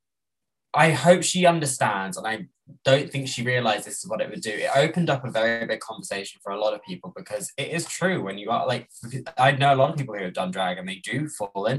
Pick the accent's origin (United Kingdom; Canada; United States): United Kingdom; I am a British person.